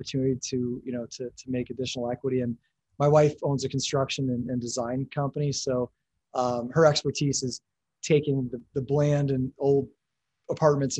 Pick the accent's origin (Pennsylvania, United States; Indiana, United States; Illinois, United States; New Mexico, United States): Pennsylvania, United States; Erie; born and raised in Erie, Pennsylvania